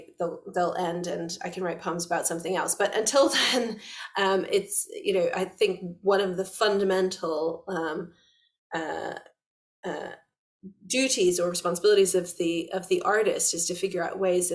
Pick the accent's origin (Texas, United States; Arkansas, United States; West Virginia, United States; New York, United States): West Virginia, United States; being a little girl in West Virginia